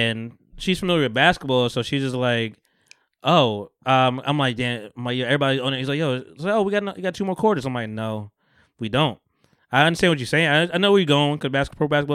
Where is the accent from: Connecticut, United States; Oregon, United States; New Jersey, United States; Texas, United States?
New Jersey, United States; Bogota; also born or lived in Camden, New Jersey; I'm from Bogota